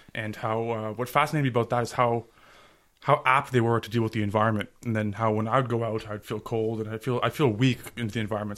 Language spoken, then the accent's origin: English; Ottawa, Ontario, Canada; I was born and raised in Ottawa